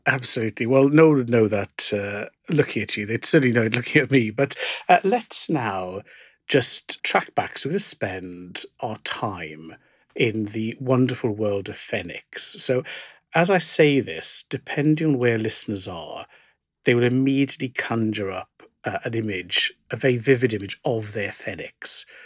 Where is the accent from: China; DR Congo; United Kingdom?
United Kingdom; South Wales; growing up in South Wales where we go to Cardiff